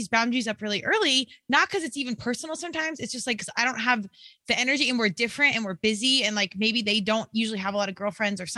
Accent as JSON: {"language": "English", "region": "Colorado", "country": "United States", "said": "I'm from Colorado"}